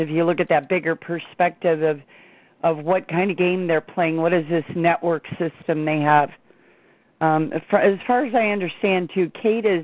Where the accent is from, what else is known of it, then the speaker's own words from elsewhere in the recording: Chicago suburbs, Illinois, United States; growing up in the Chicago suburbs